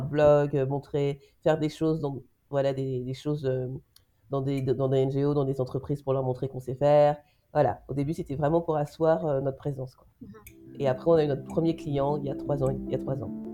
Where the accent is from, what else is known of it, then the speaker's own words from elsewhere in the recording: France; now in Belgium; moi je suis française en Belgique